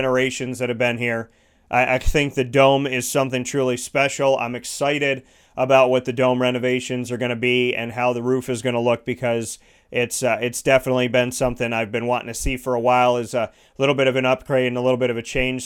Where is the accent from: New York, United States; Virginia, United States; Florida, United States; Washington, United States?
New York, United States; Syracuse; growing up in Syracuse